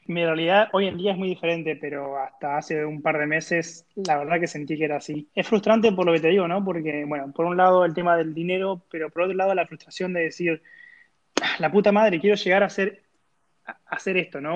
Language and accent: Spanish; Argentina; moved away as an adult; siendo un ilustrador argentino que se va a un nuevo país